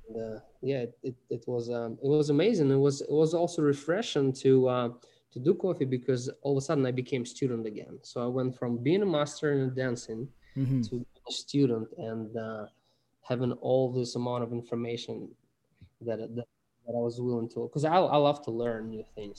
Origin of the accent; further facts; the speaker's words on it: Russia; moved away; I'm, I'm from Russia originally.